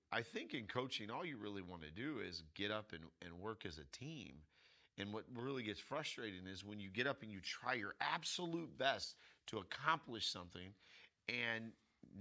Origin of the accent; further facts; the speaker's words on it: United States; first language English; we speak English because we grew up in America.